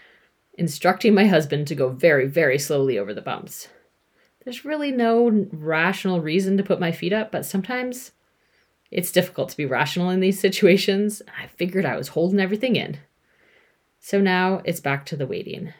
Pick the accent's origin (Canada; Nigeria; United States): Canada; moved away as an adult; also born or lived in United Kingdom; I lived in the UK at the time, if you haven't figured that out, and I'm from Canada